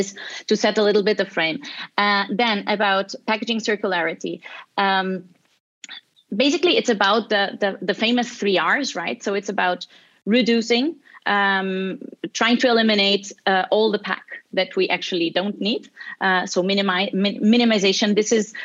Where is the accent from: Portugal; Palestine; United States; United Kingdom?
Portugal; now in Barcelona, Spain; I'm originally from Portugal. I'm currently in Barcelona